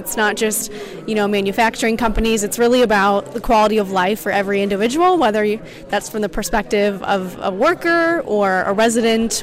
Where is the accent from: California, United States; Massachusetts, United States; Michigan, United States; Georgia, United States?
Michigan, United States; Coldwater; now in Steuben County, Indiana, United States; I grew up in Coldwater and I have either lived or worked in this area for most of my life.